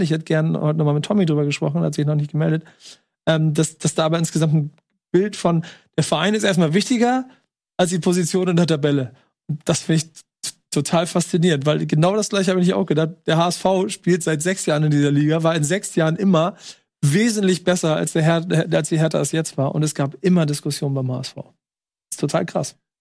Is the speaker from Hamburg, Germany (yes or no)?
yes; Hamburg, Germany; ich bin Hamburger